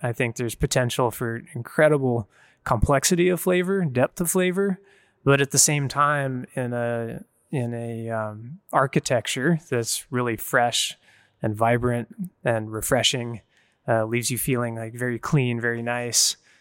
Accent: San Juan Islands, Pacific Northwest, Washington, United States; I was born up in the San Juan Islands in the Pacific Northwest

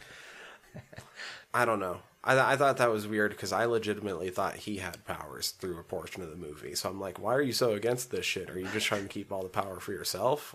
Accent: Superior, Montana, United States; Superior, my hometown

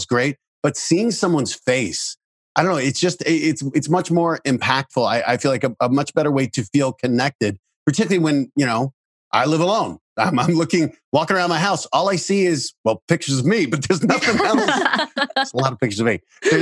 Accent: Denver, Colorado, United States; I grew up in Denver. I'm a Broncos fan

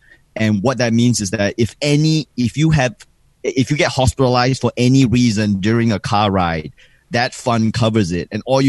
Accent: Singapore; also born or lived in Australia; now in New York, United States; I grew up in Singapore. Singapore is a super conservative country. I grew up like very conservative society.

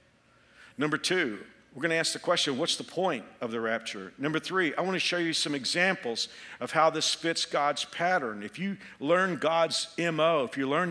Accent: Texas, United States; moved away as an adult; now in Kansas, United States; I'm a Texan. I lived the first 28 years of my life in Texas, but I got transferred here

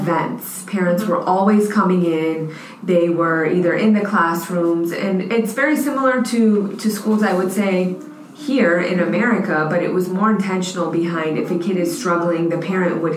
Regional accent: United States; I am local. Yep. I went to Churchill

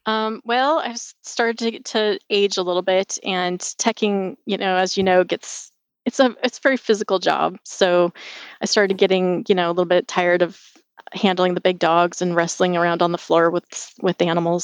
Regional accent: Spokane, Washington, United States; also born or lived in Seattle, Washington; I grew up in Spokane, Washington. Um, it's on the east side of the state

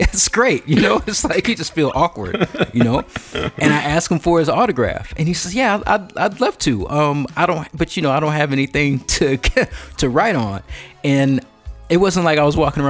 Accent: Bay Area, California, United States; also born or lived in Chicago; I grew up in the Bay Area

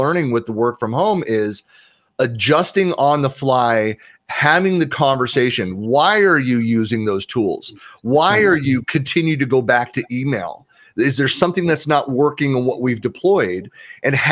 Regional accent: San Francisco Bay Area, California, United States; I'm born and raised in the San Francisco Bay Area.

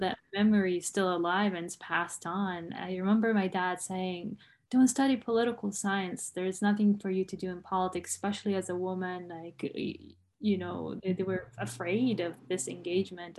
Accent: Umm al-Fahm, Haifa District, Israel; I grew up in Umm al-Faham

